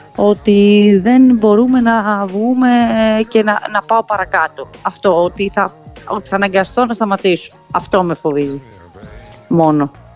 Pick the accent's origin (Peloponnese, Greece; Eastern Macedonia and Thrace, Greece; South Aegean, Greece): South Aegean, Greece; Naxos; now in Sparta, Greece; μπορεί να είμαι από την Άξο αλλά επειδή μένω εδώ είναι η πόλη μου